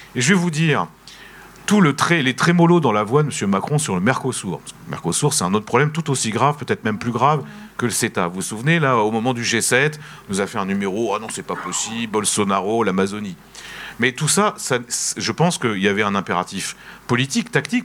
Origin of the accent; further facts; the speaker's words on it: France; en tant que français en tant qu'Européen